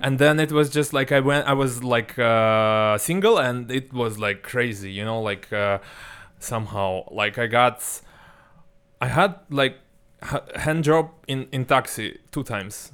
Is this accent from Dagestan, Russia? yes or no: no; Ulan-Ude, Buryatia, Russia; moved away; also born or lived in Moscow; my hometown in Siberia